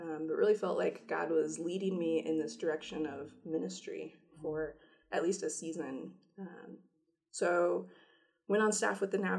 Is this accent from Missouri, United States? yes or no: yes; Missouri, United States; now in State College, United States; I am originally from Missouri. Grew up there